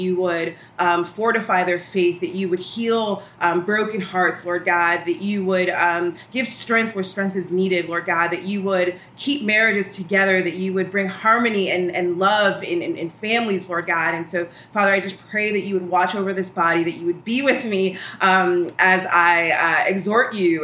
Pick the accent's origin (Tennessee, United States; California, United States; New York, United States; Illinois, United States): New York, United States; New York City; moved away as an adult; now in Washington, D.C., United States; I'm originally from Brooklyn